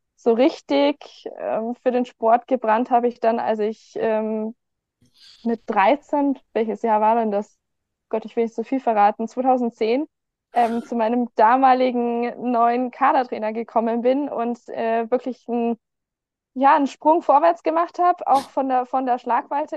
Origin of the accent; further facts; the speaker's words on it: Garmisch-Partenkirchen, Bavaria, Germany; ich bin geboren, aufgewachsen in Garmisch-Partenkirchen, in Garmisch, um genau zu sein